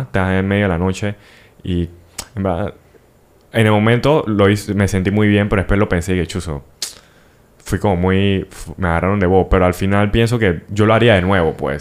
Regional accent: Panama; siendo panameño

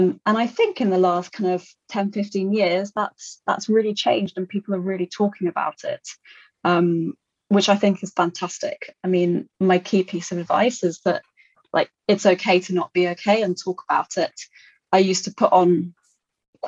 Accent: Kent, South East England, United Kingdom; also born or lived in London / France; So I was born in London, raised in Kent, so in the UK, but I am half French. So my mum is French. So I've spent a lot of time in France and went to school there for a couple of years.

